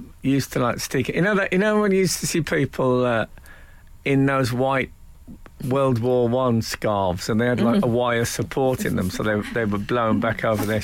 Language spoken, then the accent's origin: English; West Midlands, United Kingdom; I'm from the West Midlands